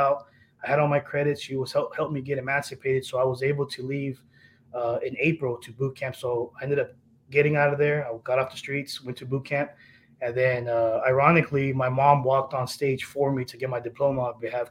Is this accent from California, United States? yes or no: yes; El Centro, California, United States; also born or lived in Del Rio, Texas; So I grew up in Southern California, Imperial Valley, so like El Centro, California, yep.